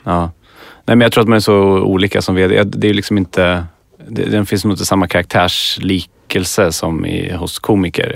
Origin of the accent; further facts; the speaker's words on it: Skövde, Västra Götaland, Sweden; moved away as an adult; now in Stockholm, Sweden; jag är från Skövde